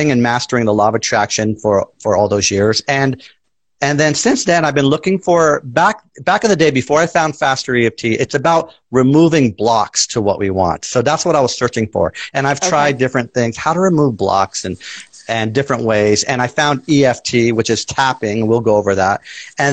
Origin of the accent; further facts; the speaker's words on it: San Francisco, California, United States; now in San Bruno, United States; born and raised in San Francisco